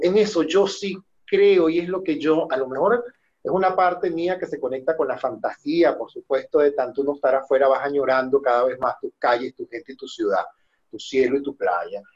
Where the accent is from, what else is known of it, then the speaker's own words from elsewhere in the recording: Venezuela; moved away; todos nosotros que somos venezolanos